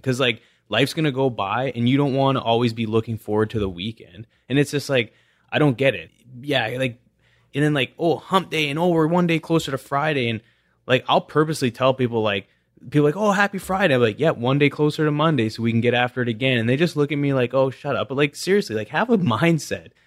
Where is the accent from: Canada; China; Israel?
Canada; West Coast; growing up in Canada